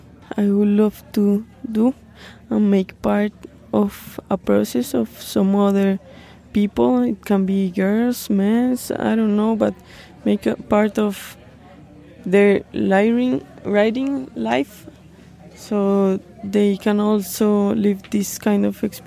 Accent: Colombia; Isabella Londoño from Female Team 1, representing Latin America, but I'm from Colombia.

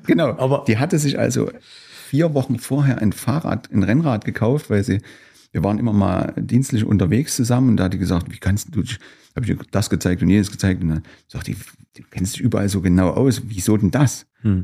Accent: Gera, Thuringia, Germany; also born or lived in Weida; ich bin letztlich Gärer bin aufgewachsen in Gera

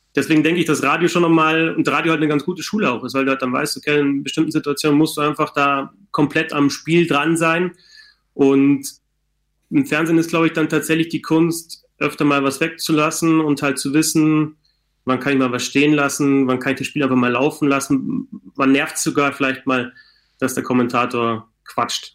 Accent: Bavaria, Germany; ich komme jetzt aus Bayern

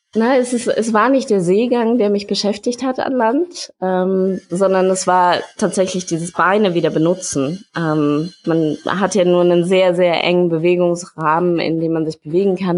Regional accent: Berlin, Germany; moved away; also born or lived in Hamburg; ich komme aus Berlin. Ich habe in ähm, Berlin und Hamburg studiert.

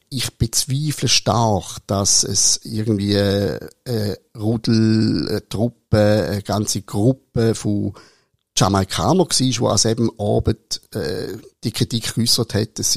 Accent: Switzerland; wenn ich als Schweizer ich sehe zwar ein bisschen aus wie ein Italiener, aber ich bin keiner.

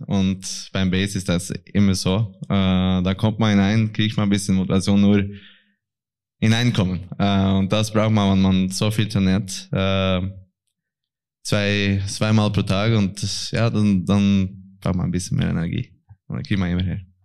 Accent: Norway; German is a second language; als ein Norweger

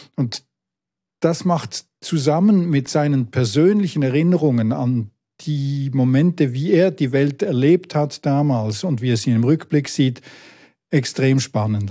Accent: village near Sissach, Basel-Landschaft, Switzerland; Ich bin im Nachbardorf aufgewachsen

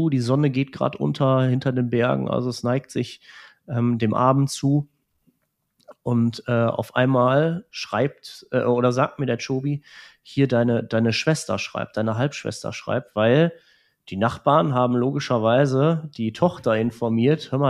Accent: Transylvania, Romania; Jetzt, heute sage ich, ich komme aus Transsilvanien.

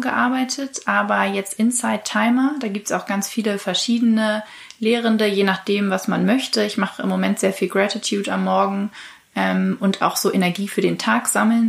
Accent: Kiel, Schleswig-Holstein, Germany; moved away as an adult; now in Hamburg, Germany; Ich bin in Kiel aufgewachsen und lebe seit nunmehr fünf Jahren in Hamburg

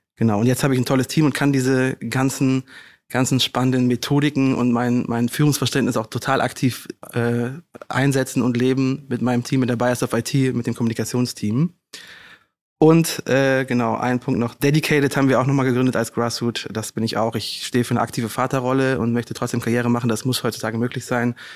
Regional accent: Rhineland, Germany; moved away as an adult; now in Hamburg, Germany; ich bin Rheinländer durch und durch, bin im Rheinland groß geworden

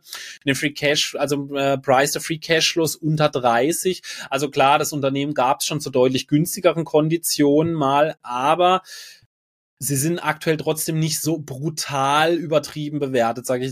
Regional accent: Freiburg, Baden-Württemberg, Germany; bei uns in Freiburg

